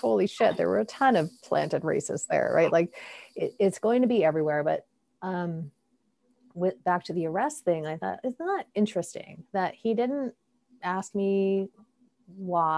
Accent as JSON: {"language": "English", "country": "Canada", "said": "As a Canadian citizen and a Canadian passport holder"}